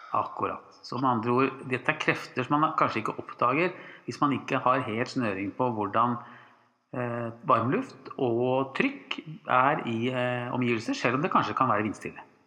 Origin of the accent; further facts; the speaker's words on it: Drammen, Buskerud, Norway; vi er fra Drammen